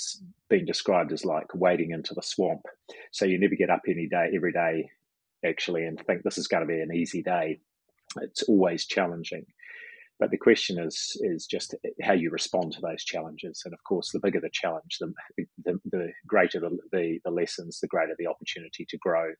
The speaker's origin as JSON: {"language": "English", "country": "New Zealand", "said": "being a Kiwi"}